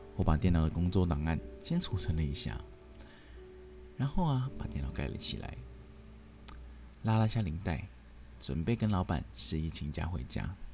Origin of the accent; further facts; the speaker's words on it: Hong Kong; Chinese is a second language; now in Taiwan; 我口音其实有时候还是不太纯正，我是一名香港人